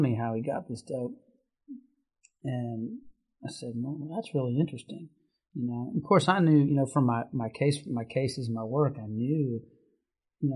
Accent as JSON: {"language": "English", "town": "Lexington", "region": "Kentucky", "country": "United States", "tie": "born or raised there", "said": "I grew up in Lexington, not too far from here where we sit"}